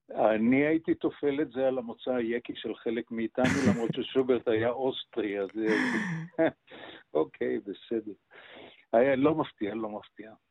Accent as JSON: {"language": "Hebrew", "town": "Jerusalem", "region": "Jerusalem District", "country": "Israel", "tie": "born or raised there", "also_born_or_lived": "Kiryat Anavim", "said": "אני נולדתי פיזית בהדסה הר הצופים ועזבתי את הקיבוץ שבו אה, חיו הוריי, זה קריית ענבים, אה. עזבתי אותו מסיבות אידיאולוגיות"}